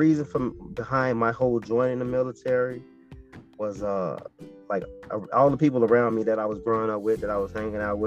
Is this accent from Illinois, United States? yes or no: yes; Chicago, Illinois, United States; I was born Chicago, Illinois